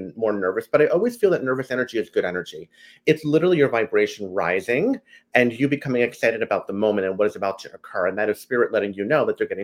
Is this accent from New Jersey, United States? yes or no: yes; New Jersey, United States; I am from New Jersey, through and through. A Jersey boy like you